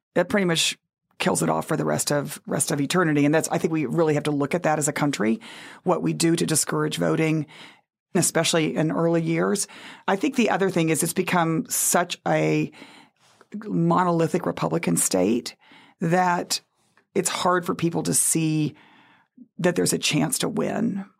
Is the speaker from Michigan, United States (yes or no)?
no; Texas, United States; moved away as an adult; also born or lived in New Orleans; I grew up in Texas with the farm workers movement